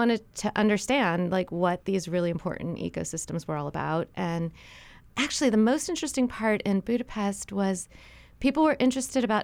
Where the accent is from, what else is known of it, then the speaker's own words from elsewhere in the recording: St. Louis, Missouri, United States; So I grew up in St. Louis, Missouri, which is in really the center of the mainland